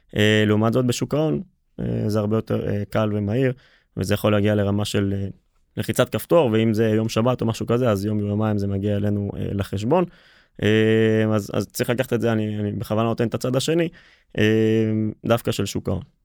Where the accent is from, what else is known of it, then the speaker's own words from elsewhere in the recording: Israel; לפחות אצלנו בישראל